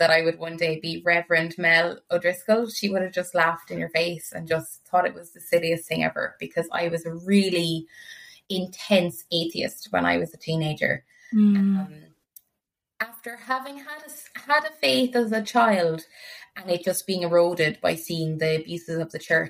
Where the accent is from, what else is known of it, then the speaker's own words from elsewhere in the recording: Ireland; growing up in Ireland